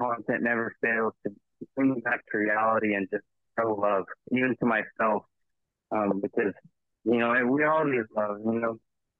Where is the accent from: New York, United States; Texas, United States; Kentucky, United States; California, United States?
Texas, United States; East; I'm calling today. I'm from East Texas.